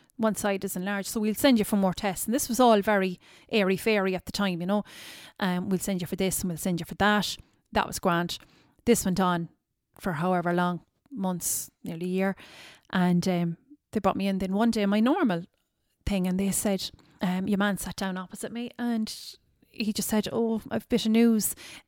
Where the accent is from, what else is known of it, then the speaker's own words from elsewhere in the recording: Tralee, County Kerry, Ireland; born there; also born or lived in Cork / Dublin; I was born in Tralee in the hospital there, the old hospital. And I was taken straight away to Cork that day. And then that night I was taken to Dublin.